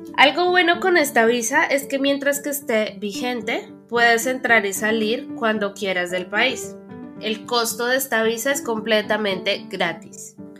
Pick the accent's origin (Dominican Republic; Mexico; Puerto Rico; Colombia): Colombia